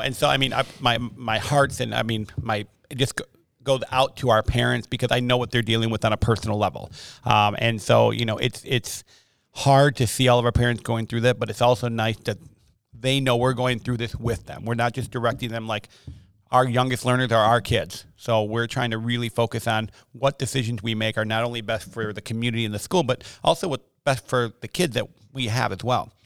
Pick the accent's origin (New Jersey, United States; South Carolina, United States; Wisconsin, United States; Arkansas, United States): Wisconsin, United States; Milwaukee; moved away as an adult; also born or lived in Hartford, Wisconsin / Monmouth, Illinois / Chicago, Illinois / Rockford, Illinois; born and raised, uh, in Milwaukee and then Hartford, Wisconsin